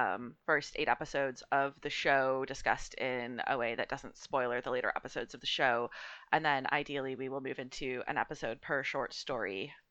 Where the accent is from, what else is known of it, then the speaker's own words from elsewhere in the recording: Canada; now in Scotland; I'm from Canada.